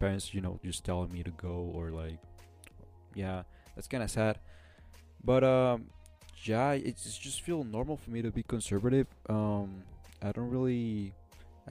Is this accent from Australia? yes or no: no; Nuevo Laredo, Tamaulipas, Mexico; I'm from Mexico. I grew up in Mexico and I still live in Mexico in a small city called Nuevo Laredo.